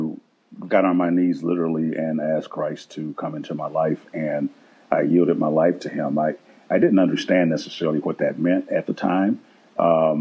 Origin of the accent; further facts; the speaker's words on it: Milwaukee, Wisconsin, United States; I'm from Milwaukee, Wisconsin, and I grew up on the north side in the inner city.